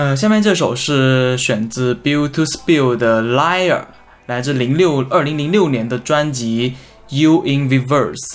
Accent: southern China, China; 我身为一个南方人

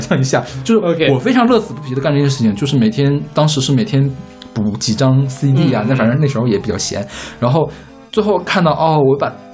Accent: Northeast China, China; moved away; 我是东北人，我们家那边日出特别早

